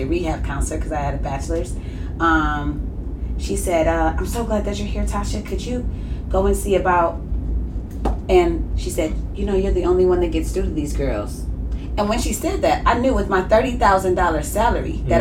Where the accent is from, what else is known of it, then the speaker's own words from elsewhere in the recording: Ann Arbor, Michigan, United States; moved away as an adult; also born or lived in Houston, Texas; I'm originally from Michigan, Ann Arbor, Michigan